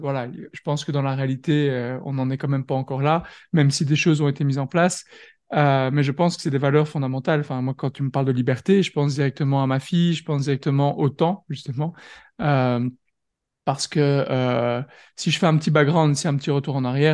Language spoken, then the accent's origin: French; France; now in Belgium; je suis français, mais je suis basé en Belgique